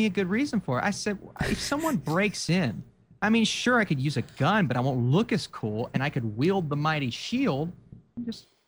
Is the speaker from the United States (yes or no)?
yes; Appalachia, United States; I'm the Appalachian geek at heart